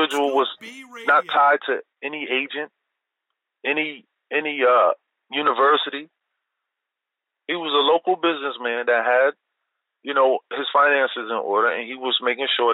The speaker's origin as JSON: {"language": "English", "town": "Passaic", "region": "New Jersey", "country": "United States", "tie": "born or raised there", "said": "my hometown in Passaic, New Jersey."}